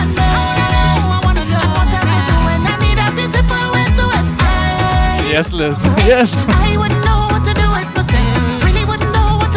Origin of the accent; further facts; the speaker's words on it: Germany; first language German; English is a second language; My native language is Germany. German. I'm from Germany